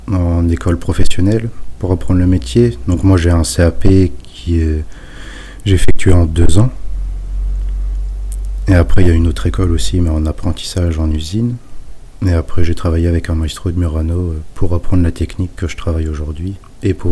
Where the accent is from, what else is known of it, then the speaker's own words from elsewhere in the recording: Normandy, France; Donc je préférais m'installer euh, dans ma ville natale.